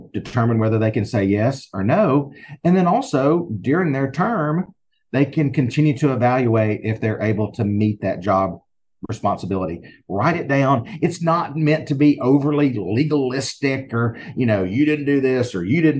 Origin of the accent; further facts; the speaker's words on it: Alabama, United States; accent: Southern; in the state of Alabama where I am, if you can't tell by my accent, I'm sure you can.